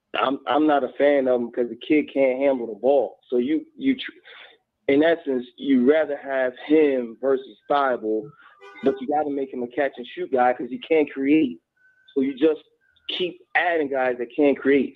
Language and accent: English; Philadelphia, Pennsylvania, United States; now in Kentucky, United States; I'm calling from Kentucky, but I was raised and brought up in Philadelphia